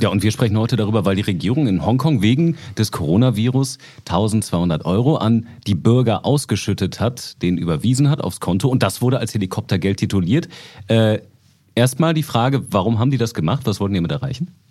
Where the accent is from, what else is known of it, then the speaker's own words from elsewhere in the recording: Germany; bei uns in Deutschland